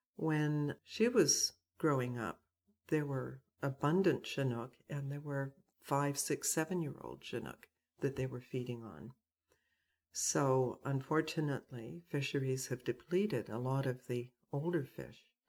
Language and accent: English; Burnaby, British Columbia, Canada; also born or lived in South Pender Island; now in Pender Island, Canada; I grew up in North Burnaby